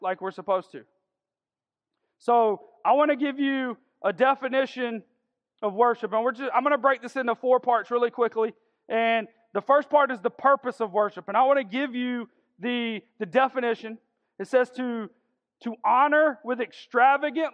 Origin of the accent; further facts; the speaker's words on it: Augusta, Georgia, United States; I'm from South Augusta, and I graduated from Cross Creek High School.